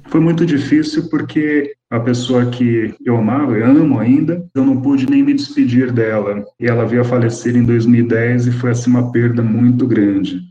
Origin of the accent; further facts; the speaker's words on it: Brazil; fui criado pelos meus avós aqui no Brasil